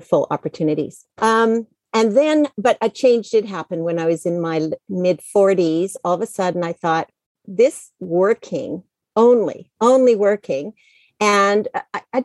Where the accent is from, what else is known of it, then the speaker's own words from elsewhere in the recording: Canada; moved away as an adult; also born or lived in United States; now in Penang, Malaysia; I grew up in Canada. I moved to the States in the late 90s